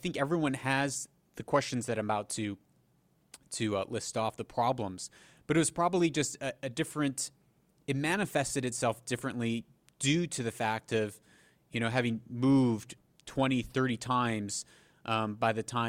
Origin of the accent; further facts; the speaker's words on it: Haiti; also born or lived in Papua New Guinea; But I grew up in Haiti for a time, and then Papua New Guinea.